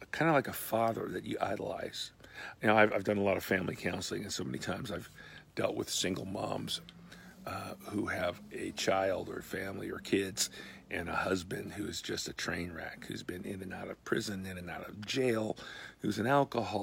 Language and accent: English; United States; I'm an American.